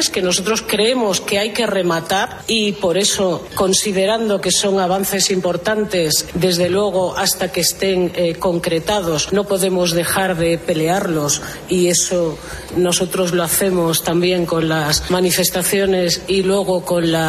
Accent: Spain; yo creo que como ciudadana español, española, me molesta

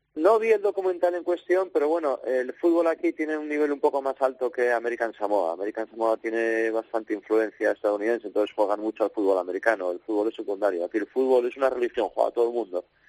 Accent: Gijón, Asturias, Spain; moved away as an adult; yo, yo soy de Gijón, entonces nacer en Gijón y ser de otro equipo que no sea el Sporting no lo entiendo muy bien

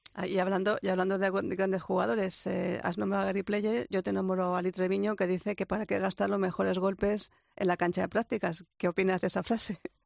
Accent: Spain; soy español

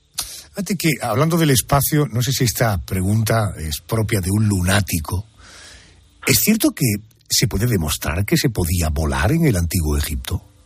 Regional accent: Spain; para los que vivimos y somos de España

